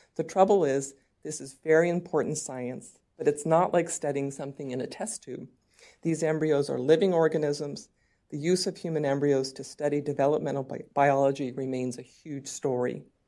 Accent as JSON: {"language": "English", "region": "California", "country": "United States", "said": "California, my home state"}